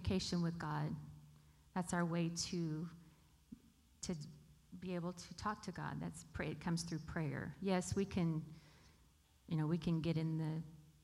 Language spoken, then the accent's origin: English; Bakersfield, California, United States; also born or lived in Arizona / North Dakota; I was born here in Bakersfield and lived all of my life except for 7 years, moved away when my dad pastored in Arizona for 5, and then when I got married, moved away to North Dakota for 2 years